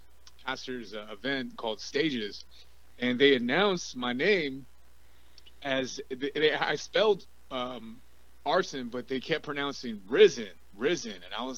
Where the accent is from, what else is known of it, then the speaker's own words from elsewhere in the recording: L.A. and Orange County, California, United States; also born or lived in Watts, Los Angeles / Santa Ana; I always grew up back and forth between L.A. and Orange County.